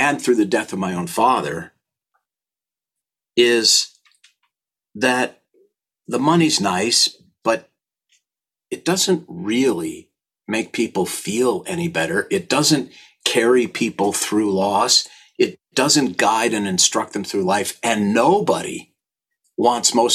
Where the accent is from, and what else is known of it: St. Louis Park, Minnesota, United States; born or raised there